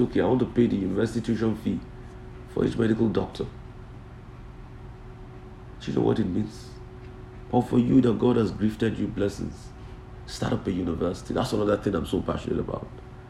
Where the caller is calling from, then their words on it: Bolgatanga, Upper East, Ghana; I'm watching you from Balantaga, Upper East Region in Ghana.